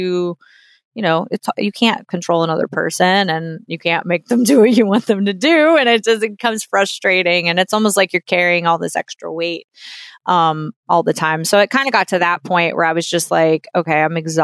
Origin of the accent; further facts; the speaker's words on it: New Orleans, Louisiana, United States; moved away; also born or lived in Nashville; I'm from New Orleans